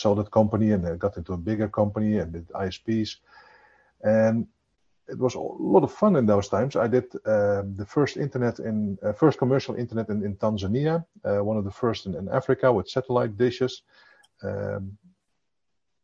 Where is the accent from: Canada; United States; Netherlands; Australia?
Netherlands; Zwolle, Overijssel; also born or lived in Amsterdam; I hail from the beautiful city of Zwolle in the Netherlands